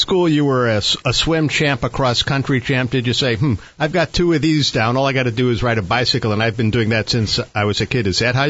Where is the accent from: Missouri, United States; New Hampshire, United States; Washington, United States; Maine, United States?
Missouri, United States; St. Louis; I'm from St. Louis